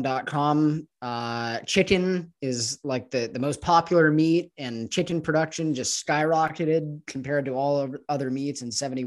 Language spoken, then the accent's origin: English; Los Angeles, California, United States; moved away as an adult; now in Mexico; I was raised growing up in Los Angeles